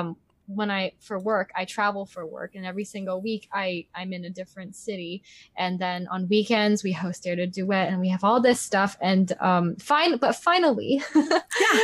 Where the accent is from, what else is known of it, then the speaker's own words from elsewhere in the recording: Gainesville, Florida, United States; I grew up in Gainesville, Florida.